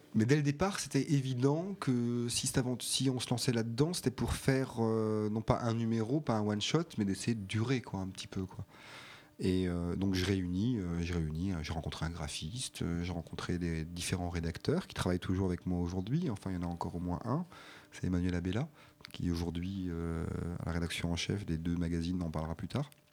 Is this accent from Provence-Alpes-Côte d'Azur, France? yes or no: no; Colmar, Grand Est, France; also born or lived in Strasbourg; je suis né à Colmar et que euh, je suis arrivé à Strasbourg à 16 ans